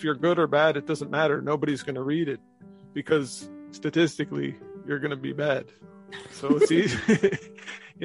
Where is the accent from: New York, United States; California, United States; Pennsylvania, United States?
California, United States; Marin, outside San Francisco; now in Galway, Ireland; I was raised in Marin, outside San Francisco